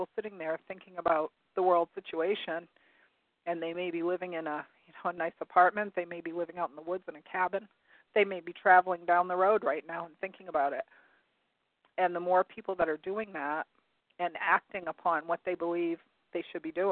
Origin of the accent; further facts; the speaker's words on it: Maine, United States; we were raised here in Maine, living near an air base